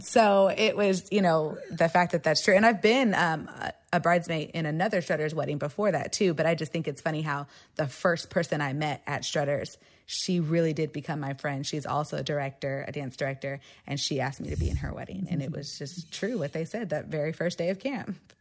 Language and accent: English; Austin, Texas, United States; also born or lived in San Marcos, Texas; I grew up here in Austin, Texas